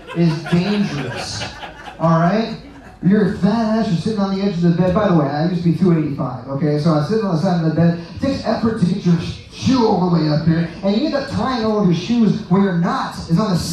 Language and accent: English; Kansas, United States; I'm actually from Kansas